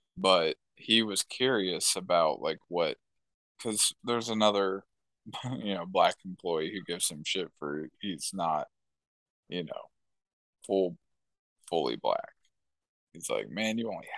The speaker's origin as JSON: {"language": "English", "country": "United States", "tie": "born or raised there", "said": "I'm obviously an American. I was born and raised here"}